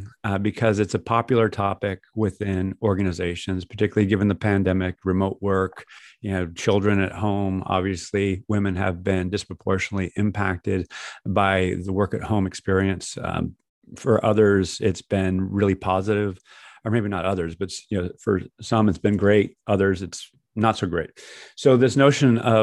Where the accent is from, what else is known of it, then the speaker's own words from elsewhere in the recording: California, United States; From an American standpoint, Californian as I am standpoint, I talk English differently than you speak English